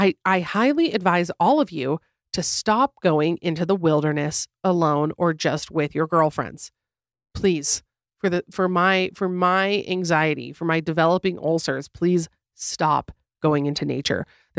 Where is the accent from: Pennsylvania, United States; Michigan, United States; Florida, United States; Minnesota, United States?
Florida, United States; So I grew up in Florida, and my family and I were driving home from somewhere at night.